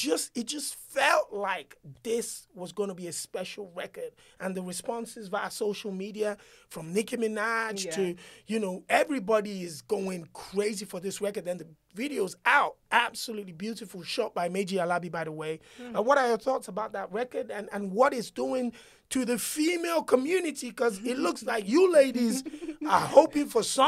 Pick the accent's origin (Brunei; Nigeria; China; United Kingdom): Nigeria; as a Nigerian